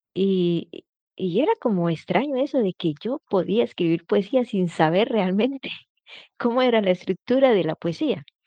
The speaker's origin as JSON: {"language": "Spanish", "country": "Colombia", "moved": "yes", "lives_now": "Angers, France", "said": "soy colombiana"}